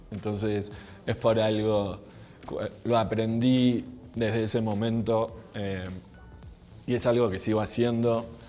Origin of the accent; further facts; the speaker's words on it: Argentina; now in Mexico; soy argentino, Vivo en México hace 21 años.